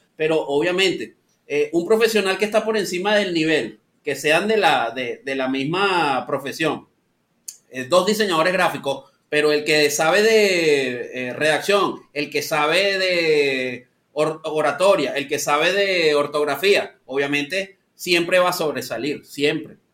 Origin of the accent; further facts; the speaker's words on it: San Antonio de los Altos, Miranda, Venezuela; moved away as an adult; also born or lived in Caracas, Venezuela; now in Lima, Peru; soy específicamente de San Antonio de los Altos. Eso es el estado Miranda.